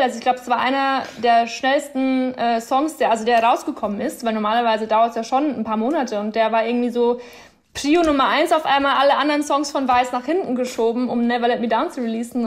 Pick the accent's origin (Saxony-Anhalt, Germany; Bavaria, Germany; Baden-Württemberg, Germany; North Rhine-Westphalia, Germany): Bavaria, Germany; moved away as an adult; now in Berlin, Germany; Also ich könnte mir jetzt auf keinen Fall mehr vorstellen, in Bayern in meinem kleinen Dorf da zu leben